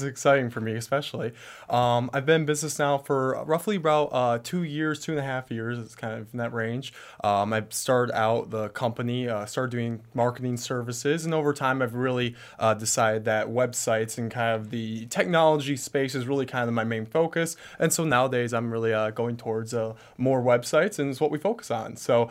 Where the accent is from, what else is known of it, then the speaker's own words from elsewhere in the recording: Traverse City, Michigan, United States; I come from Traverse City, Michigan, which is kind of a small town, but even then I went to an even smaller school.